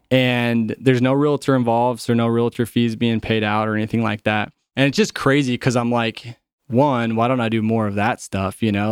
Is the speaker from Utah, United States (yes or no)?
yes; Utah, United States; I grew up in Utah